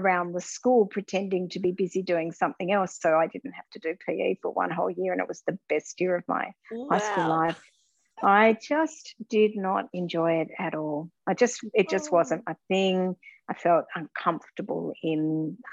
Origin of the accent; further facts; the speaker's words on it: Launceston, Tasmania, Australia; I'm what I say, Launceston born and bred. So I was born in Launceston and went to Riverside Primary School, Riverside High School and Launceston College